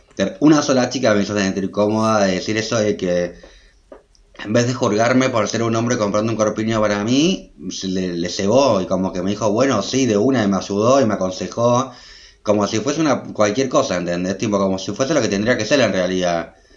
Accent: Adrogué, Buenos Aires Province, Argentina; also born or lived in Berlin; yo soy de Adroé, que es una ciudad que queda como a una hora de Buenos Aires capital

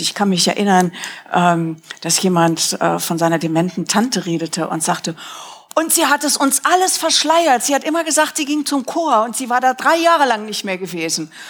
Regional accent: Rhineland, Germany; moved away; wie in meiner Kindheit im Rheinland

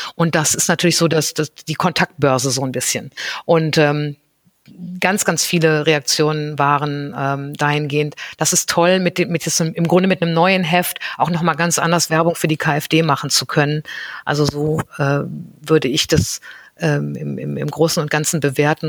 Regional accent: North Rhine-Westphalia, Germany; ich bin ähm, ganz behütet am Niederrhein aufgewachsen und ähm, bin dort zur Schule gegangen

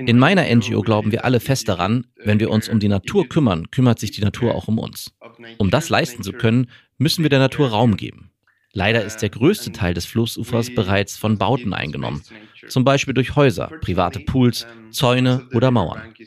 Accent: Xalapa, Veracruz, Mexico; Meine Heimatstadt Jalapa ist sehr reich an Wasser.

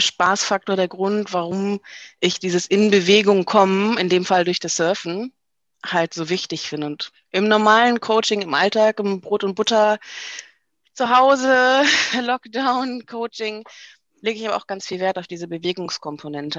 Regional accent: Düsseldorf, North Rhine-Westphalia, Germany; ich komme ja aus Düsseldorf

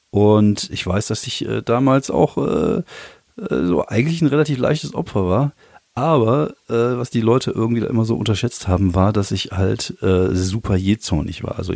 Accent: Germany; also born or lived in France; als ich klein war, als ich jung war und äh, auch als Deutscher in Frankreich war es halt schon so, dass man damit äh, mit Antipathien zu, zu kämpfen hatte

